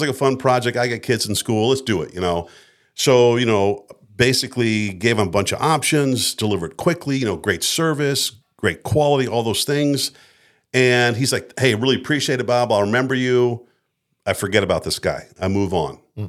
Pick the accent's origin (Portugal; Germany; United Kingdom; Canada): Germany; Frankfurt, Hesse; born there; also born or lived in United States; And so I spent my, you know, from being born, I was born in Frankfurt, Germany in an American hospital. For that first 18 years, you're like a gypsy.